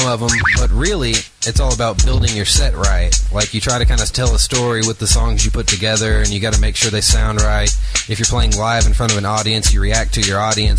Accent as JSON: {"language": "English", "town": "Arlington", "region": "Texas", "country": "United States", "said": "I'm 22. I'm from Arlington, Texas."}